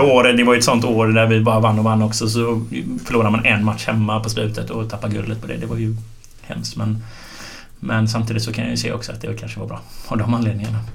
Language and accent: Swedish; Gothenburg, Västra Götaland, Sweden; jag bodde varannan vecka eller ja, lite sådär i Tynnered och varannan vecka i Linné